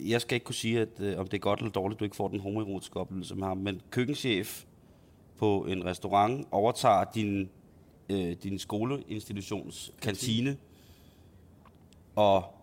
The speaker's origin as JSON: {"language": "Danish", "town": "Himmelev", "region": "Zealand", "country": "Denmark", "tie": "born or raised there", "said": "Øh, øh, scenarie, som udspiller sig i, øh, i Himmeløv, i mit barndomshjem, i sene efteråret 91, 92, eller vinter."}